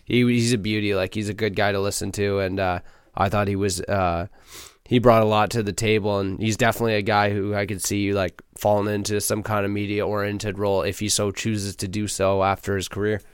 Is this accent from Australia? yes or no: no; Canada; as a Canadian